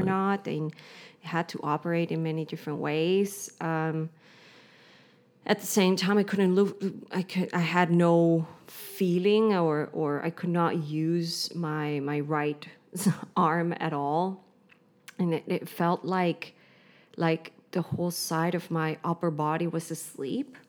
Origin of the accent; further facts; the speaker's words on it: Kauai, Hawaii, United States; moved away as an adult; now in Berlin, Germany; I am from Hawaii. I have French. Um, and I grew up on the island of Kauai.